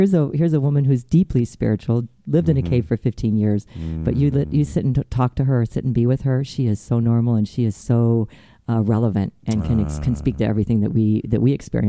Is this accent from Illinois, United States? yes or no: yes; Chicago, Illinois, United States; In Chicago. The Chicago area. In the Chicago area, yes.